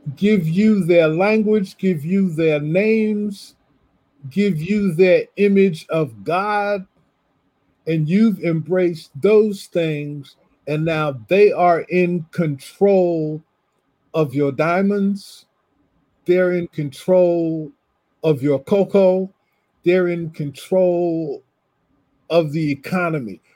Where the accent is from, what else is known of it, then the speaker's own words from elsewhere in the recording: New Jersey, United States; moved away as an adult; also born or lived in Ohio; I grew up in New Jersey, and so most of my classmates were from somewhere in Ohio